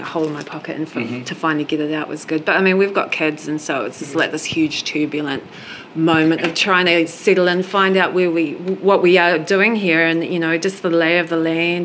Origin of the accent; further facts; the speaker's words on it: New Zealand; also born or lived in New York City, United States; now in Pennsylvania, United States; I'm from New Zealand